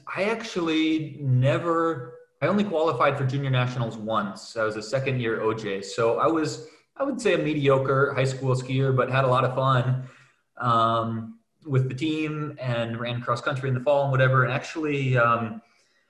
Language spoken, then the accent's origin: English; Minneapolis, Minnesota, United States; moved away as an adult; also born or lived in Switzerland / Vermont; now in Innsbruck, Austria; I grew up in Minneapolis, Minnesota